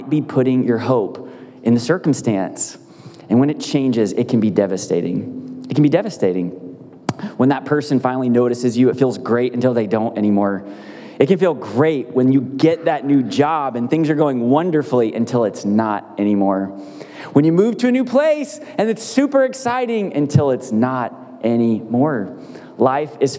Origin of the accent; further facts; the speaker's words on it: United States; I'm from America